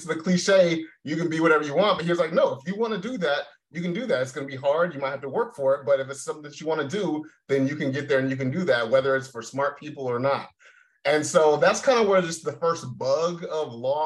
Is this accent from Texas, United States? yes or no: no; Tacoma, Washington, United States; moved away; I'm originally born and raised in Tacoma, Washington. So about 30 minutes south of Seattle